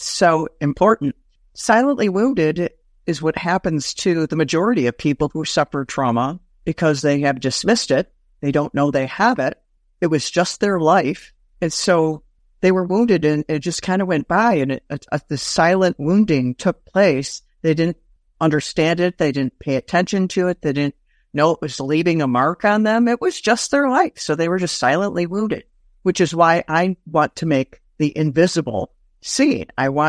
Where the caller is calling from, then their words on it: Detroit, Michigan, United States; Michigan. Metro Detroit area.